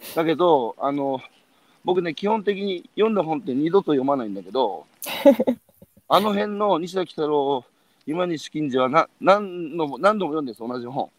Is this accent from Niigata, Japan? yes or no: no; Iwate, Japan; moved away as an adult; now in Tokyo, Japan; 18で岩手を出る